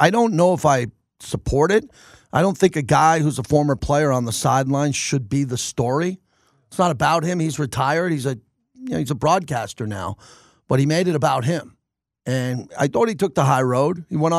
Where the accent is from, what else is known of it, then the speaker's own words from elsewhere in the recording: New York, United States; now in Las Vegas, United States; I'm from New York.